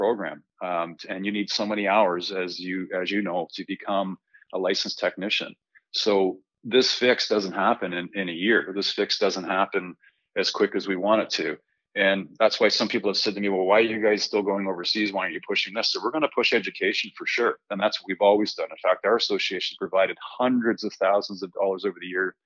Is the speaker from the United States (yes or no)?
no; Canada; As a Canadian